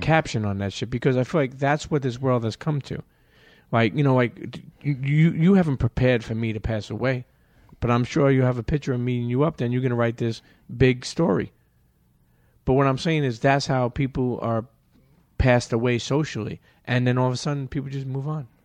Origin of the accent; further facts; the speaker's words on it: New York City, New York, United States; growing up in Brooklyn